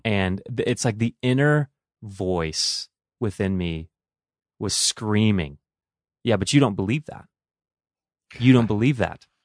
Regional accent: Toledo, Ohio, United States; now in Willmar, United States; I grew up in Toledo, Ohio, so those are my stomping grounds

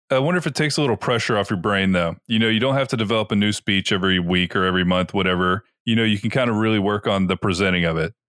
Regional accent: Tampa, Florida, United States; we're from Tampa

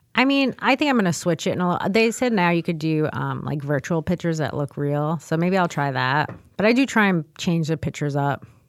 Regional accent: New York City, New York, United States; I was born and raised in the Bronx.

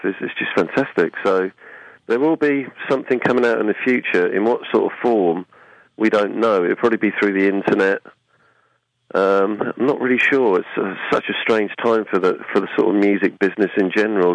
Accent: Suffolk, East of England, United Kingdom; in Albury in Suffolk, which is my hometown

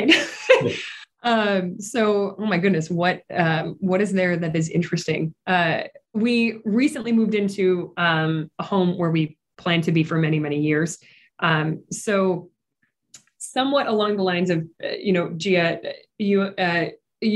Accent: Midwest, United States; moved away as an adult; also born or lived in New York region / Atlanta; I grew up here in the Midwest region

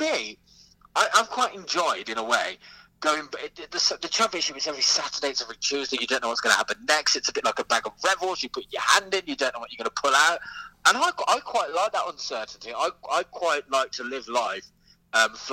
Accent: Smethwick, West Midlands, United Kingdom; I am from Smethwick in the Black Country.

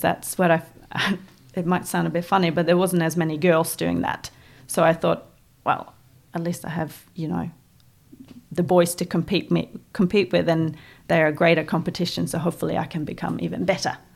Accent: Voss, Vestland, Norway; English is a second language; moved away as an adult; now in New Zealand; my hometown of Vos

